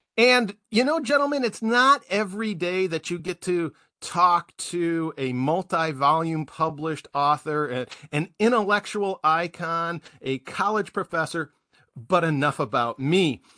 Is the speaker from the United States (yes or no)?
yes; Milwaukee, Wisconsin, United States; I'm from Milwaukee